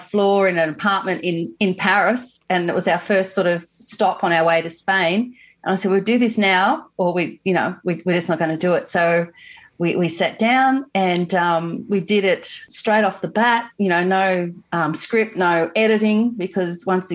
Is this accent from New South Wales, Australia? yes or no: yes; country New South Wales, Australia; also born or lived in Sunshine Coast, Queensland; now in Queensland, Australia; I grew up in country New South Wales, which is we live in Queensland now